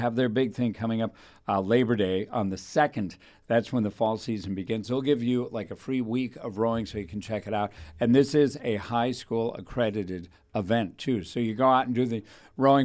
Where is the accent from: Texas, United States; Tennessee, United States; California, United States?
California, United States; Thousand Oaks; I was raised in Thousand Oaks